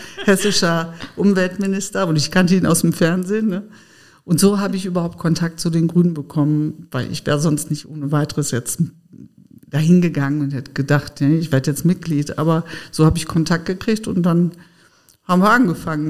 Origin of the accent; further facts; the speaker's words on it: Sauerland, North Rhine-Westphalia, Germany; moved away as an adult; also born or lived in Frankfurt; ich bin im Sauerland groß geworden, sehr ländlich